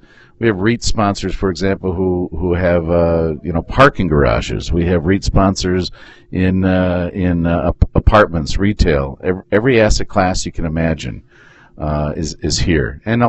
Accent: Michigan, United States; So we're from Michigan, and we enjoy

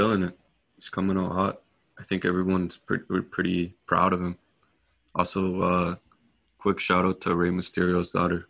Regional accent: Canada; we're Canadian.

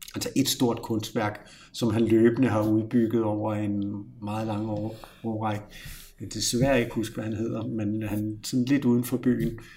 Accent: Copenhagen, Capital Region of Denmark, Denmark; accent: Copenhagen; jeg er københavner lige nu

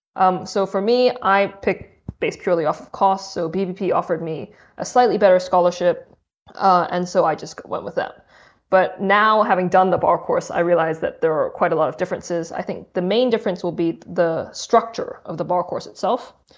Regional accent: Hong Kong; also born or lived in Durham, United Kingdom / Cambridge, United Kingdom; now in United Kingdom; I'm originally from Hong Kong. I came to the U K and studied a degree in English literature from Durham

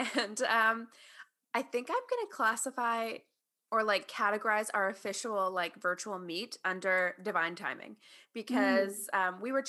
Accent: Toronto, Ontario, Canada; I'm actually from Toronto

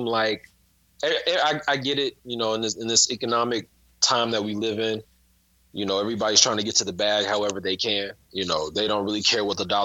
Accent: Houston, Texas, United States; my hometown

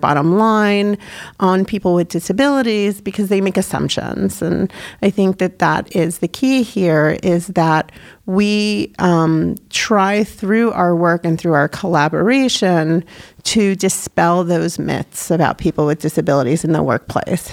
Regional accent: New York, United States; moved away as an adult; now in New Hampshire, United States; I grew up in New York

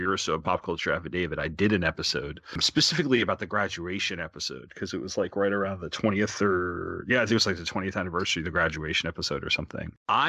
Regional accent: Long Island, New York, United States; I grew up in New York on Long Island

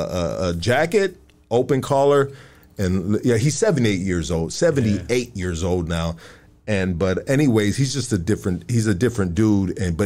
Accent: Los Angeles, California, United States; I'm from Highland Park, bro.

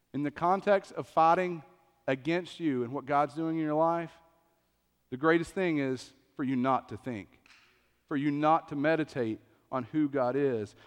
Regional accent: East Tennessee, United States; I grew up in East Tennessee

